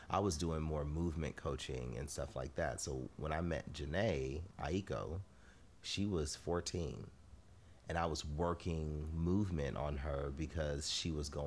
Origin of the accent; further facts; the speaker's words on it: Inglewood, California, United States; LA, Inglewood all day. Yeah. Um, th- from the time I was born to now, it's still happening. I'm still from Inglewood.